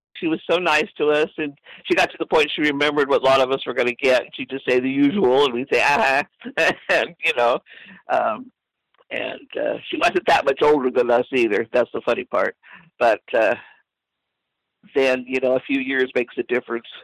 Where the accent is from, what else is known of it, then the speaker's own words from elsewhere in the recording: Oakland, California, United States; I grew up in East Oakland off of High Street